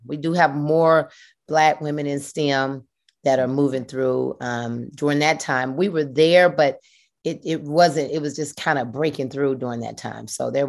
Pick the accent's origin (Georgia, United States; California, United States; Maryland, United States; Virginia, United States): Georgia, United States; Atlanta; Been … ever since birth. From Atlanta, Georgia, from Adamsville, a little area called Adamsville in Southwest Atlanta. Went to Harper High School.